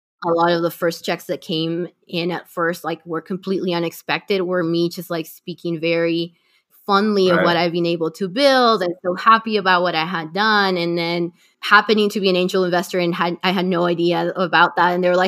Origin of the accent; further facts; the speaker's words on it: Lima, Peru; We're using Lima as our beachhead just because, you know, I'm from Lima.